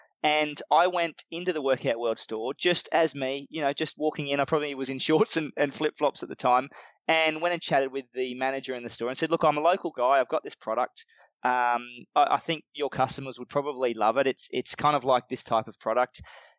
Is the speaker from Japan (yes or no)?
no; Australia; A lot of our Australian customers like that we're Australian.